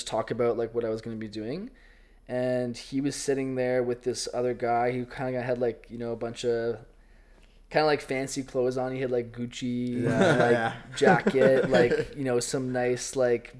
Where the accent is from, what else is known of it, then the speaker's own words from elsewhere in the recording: Ottawa, Ontario, Canada; go coach back in Ottawa and, like, go back to my hometown